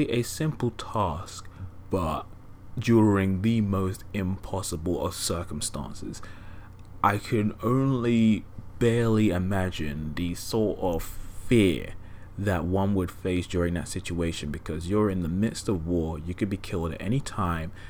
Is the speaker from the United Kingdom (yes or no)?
yes; England, United Kingdom; me and my uncle, because obviously we're both English geezers